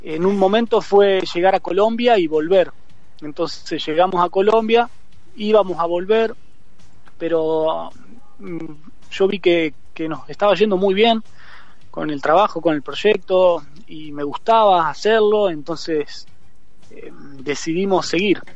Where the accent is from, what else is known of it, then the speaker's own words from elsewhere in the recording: Argentina; moved away as an adult; yo salí de Argentina con Baco